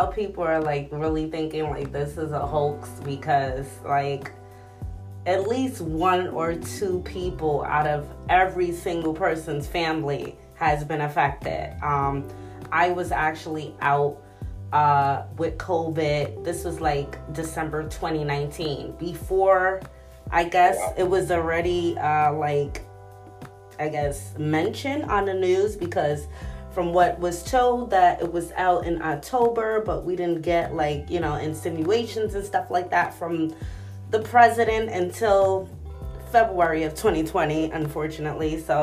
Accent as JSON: {"language": "English", "town": "New York City", "region": "New York", "country": "United States", "tie": "born or raised there", "said": "New York City, my hometown"}